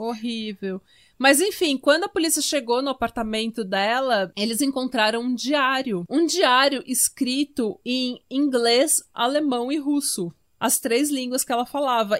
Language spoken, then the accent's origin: Portuguese; Brazil; Eu sou brasileira